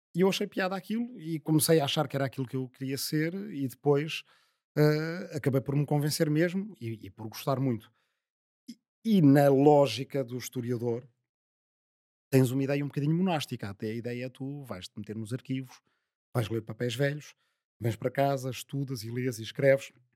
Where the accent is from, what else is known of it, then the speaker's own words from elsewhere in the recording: Azambuja, Lisbon, Portugal; a minha aldeia é a última do Conselho da Zambuja